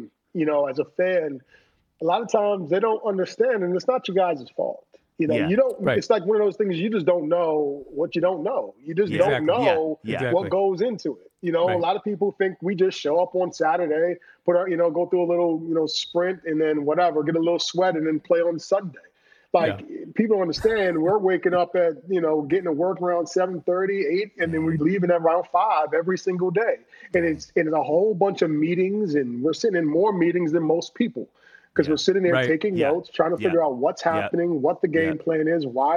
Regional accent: Bloomfield, Connecticut, United States; I'm from Bloomfield, Connecticut

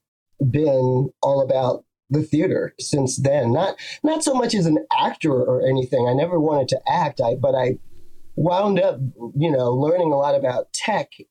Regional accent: New York City, New York, United States; I'm from Brooklyn

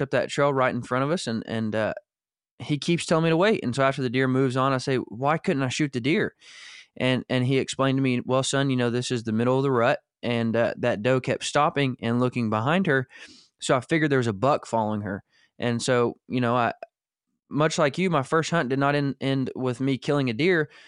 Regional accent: Northwest Arkansas, United States; We were in the Ozark Mountains of Arkansas, not far from where you're at now, was where I was born and raised in Northwest Arkansas

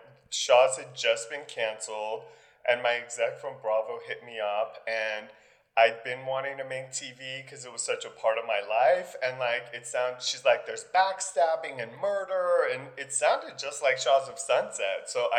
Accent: Iran; moved away; Girl, I'm from the Middle East. We fled a country because the Shah was falling.

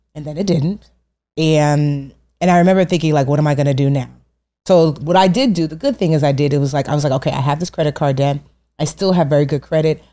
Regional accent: Westfield, New Jersey, United States; also born or lived in Newark; I grew up in Westfield.

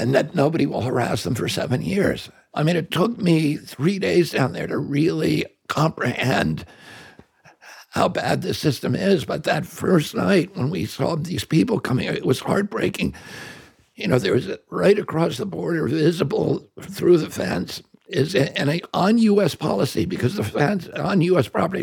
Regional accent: United States; I'm just an American.

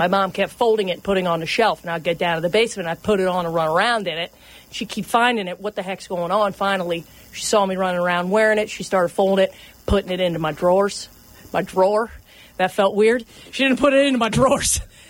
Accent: Cincinnati, Ohio, United States; also born or lived in Wisconsin; I was in Cincinnati.

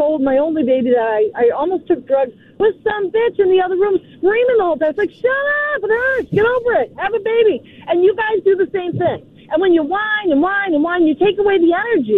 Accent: Boston, Massachusetts, United States; I'm from Boston

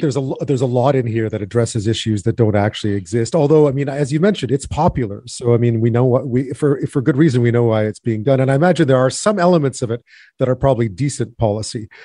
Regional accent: Montreal, Quebec, Canada; I grew up in Montreal

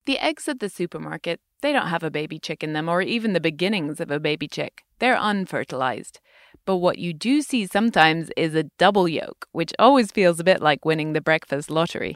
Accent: United Kingdom; moved away; my home country, the U K

